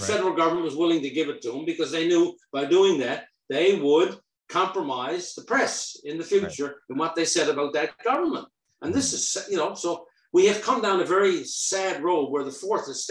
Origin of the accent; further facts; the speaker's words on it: rural Newfoundland, Newfoundland and Labrador, Canada; I came from rural Newfoundland